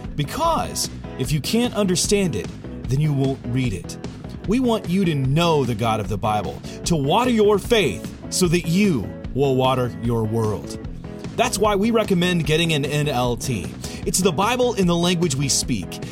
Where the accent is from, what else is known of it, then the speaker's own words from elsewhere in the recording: Illinois, United States; moved away; My mm hometown is the oldest and largest settlement of Amish in Illinois.